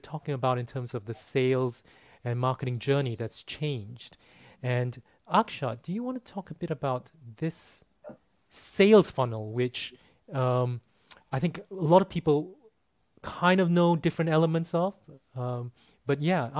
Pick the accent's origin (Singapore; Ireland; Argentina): Singapore; I'm from Singapore